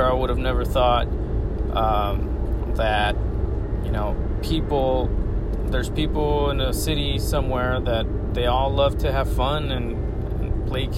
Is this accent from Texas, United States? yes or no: yes; Pharr, Texas, United States; moved away as an adult; now in Los Angeles, United States; Back in my hometown of Far in South Texas